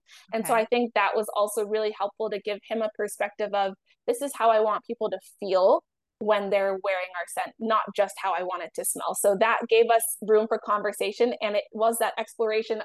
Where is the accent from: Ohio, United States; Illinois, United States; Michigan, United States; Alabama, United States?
Ohio, United States; now in New York, United States; I grew up in Ohio